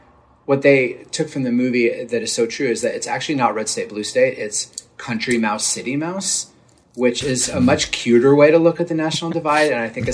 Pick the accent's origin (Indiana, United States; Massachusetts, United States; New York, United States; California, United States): Massachusetts, United States; Boston; I'm from Boston.